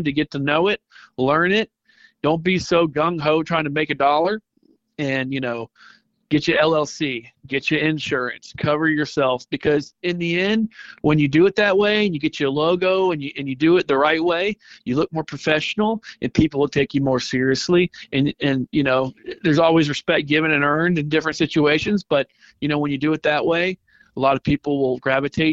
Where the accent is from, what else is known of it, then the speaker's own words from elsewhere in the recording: Mobile, Alabama, United States; now in Santa Rosa Beach, United States; Growing up in Mobile, Dolphin Island, everybody was surf fishing